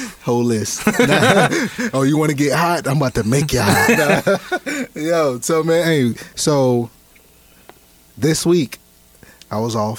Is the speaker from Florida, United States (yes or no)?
yes; Florida, United States; I mean, because I'm from Florida.